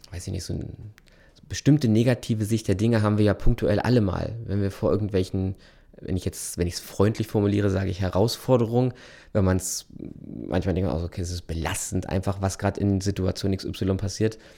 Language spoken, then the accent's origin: German; North Rhine-Westphalia, Germany; ich komme ja aus Ostwestfalen